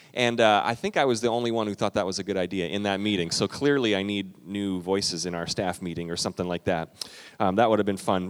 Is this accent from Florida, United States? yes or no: no; Minnesota, United States; we're Minnesotan